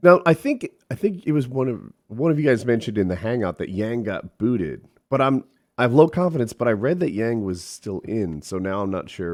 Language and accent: English; New Jersey, United States; moved away; also born or lived in the South; I'm from Jersey, but I've moved south